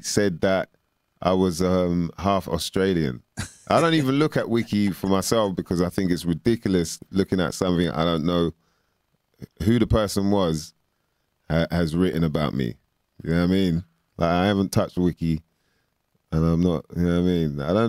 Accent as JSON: {"language": "English", "region": "London", "country": "United Kingdom", "said": "I'm from West"}